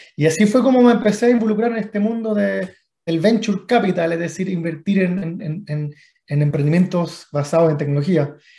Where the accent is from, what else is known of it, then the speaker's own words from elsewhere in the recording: Chile; estoy ya eh, hace, hace, mucho tiempo en, en, en Chile, donde básicamente me crié